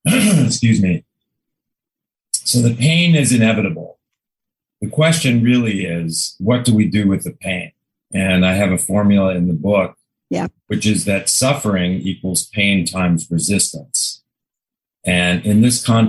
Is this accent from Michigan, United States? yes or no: no; Chicago, Illinois, United States; moved away; I grew up in Chicago